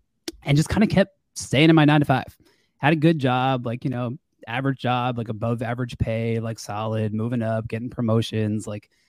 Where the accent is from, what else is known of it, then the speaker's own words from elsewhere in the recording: Long Island, New York, United States; now in Florida, United States; so for about me, you know … I live in Florida, like you said, but I'm actually from Long Island, New York. Born and raised in New York, went to school upstate New York.